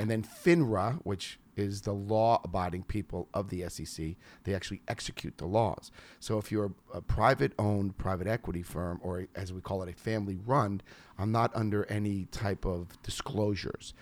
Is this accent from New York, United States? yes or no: yes; New York, United States; moved away; I'm from New York